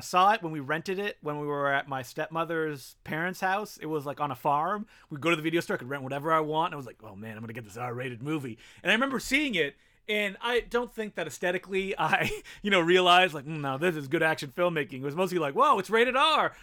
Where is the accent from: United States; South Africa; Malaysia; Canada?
Canada; Ottawa, Ontario; first language French; English is a second language; moved away as an adult; now in Toronto, Canada; I grew up in Ottawa, the nation's capital, and also a small French town called Castleman